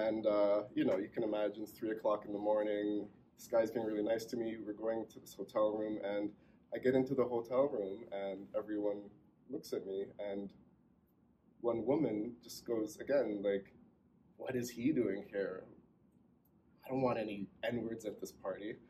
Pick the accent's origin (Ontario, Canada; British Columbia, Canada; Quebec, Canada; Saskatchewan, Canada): Ontario, Canada; Toronto; moved away as an adult; also born or lived in Moncton, New Brunswick; now in New Brunswick, Canada; I grew up in Toronto around all kinds of cultures